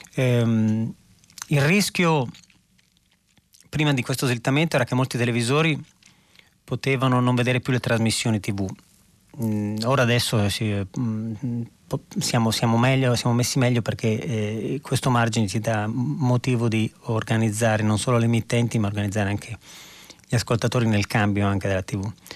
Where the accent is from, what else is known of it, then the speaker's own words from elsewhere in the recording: Verona, Veneto, Italy; quando ero ragazzino ero a Verona